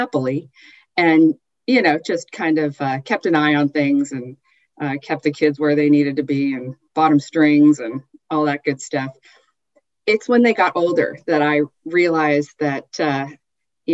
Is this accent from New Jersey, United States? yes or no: no; Southern California, United States; moved away as an adult; also born or lived in Michigan / Utah; now in Northern California, United States; I was born in Michigan, but moved to Southern California before I recalled living in Michigan, and we lived in Utah as well for a year. But I'm basically a Southern Californian since the time I was 3 years old